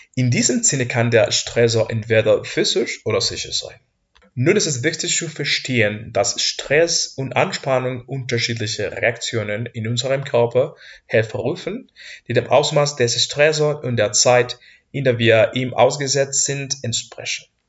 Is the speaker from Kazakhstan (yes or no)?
no; Mexico; German is a second language; moved away as an adult; now in Heidelberg, Germany; ich komme aus Mexiko